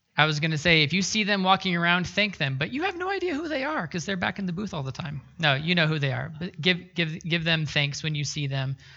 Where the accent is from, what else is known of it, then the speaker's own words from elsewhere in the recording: Pacific Northwest, United States; moved away; I grew up in the Pacific Northwest